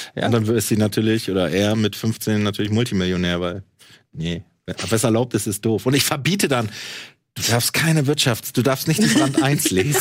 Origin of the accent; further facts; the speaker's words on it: East Germany, Germany; dass ich Ossi bin